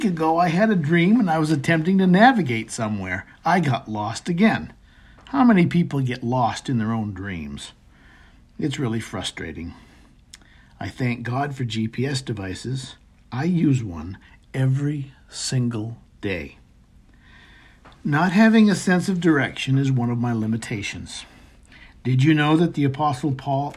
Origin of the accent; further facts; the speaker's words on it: Maine, United States; our home where I grew up in Maine